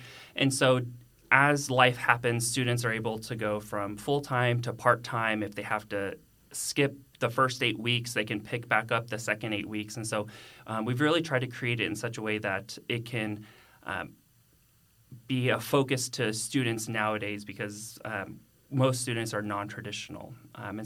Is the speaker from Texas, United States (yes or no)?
yes; Carrollton, Texas, United States; also born or lived in Austin, Texas; I'm actually a native of North Texas, and so I grew up in Carrollton.